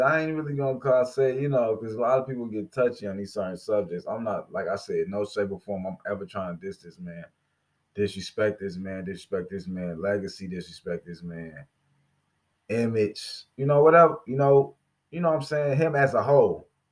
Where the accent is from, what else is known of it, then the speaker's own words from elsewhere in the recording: Gary, Indiana, United States; my hometown, Gary, Indiana